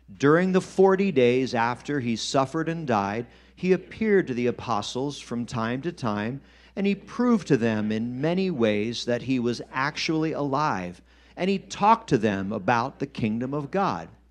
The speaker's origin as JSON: {"language": "English", "country": "United States", "said": "us as American Christians."}